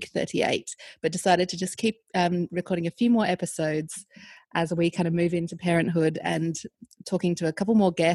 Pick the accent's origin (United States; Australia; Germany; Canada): Australia; moved away; I'm from Australia